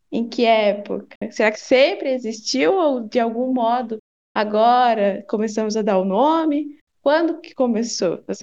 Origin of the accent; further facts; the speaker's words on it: Paraná, Brazil; sou aqui do Paraná